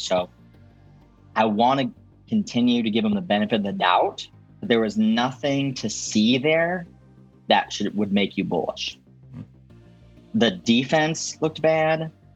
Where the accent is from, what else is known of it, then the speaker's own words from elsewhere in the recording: Chicago, Illinois, United States; I'm from Chicago